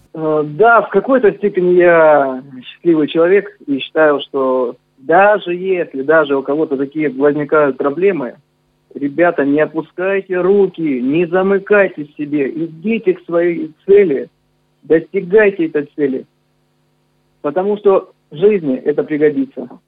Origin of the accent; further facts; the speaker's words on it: Novocherkassk, Rostov Oblast, Russia; я родился на Дону, я считаю, что я полноправный казак